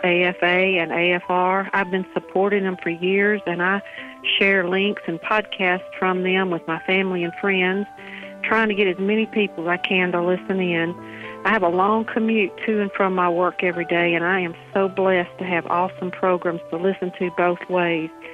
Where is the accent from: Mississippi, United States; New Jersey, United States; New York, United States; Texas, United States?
Mississippi, United States; I'm from Mississippi